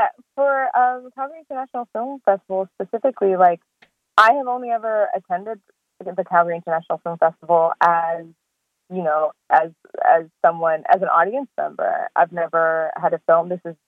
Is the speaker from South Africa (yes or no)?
yes; South Africa; also born or lived in Swaziland / Australia; now in Canada; I was born in Swaziland and grew up in South Africa and Australia and then moved to Canada.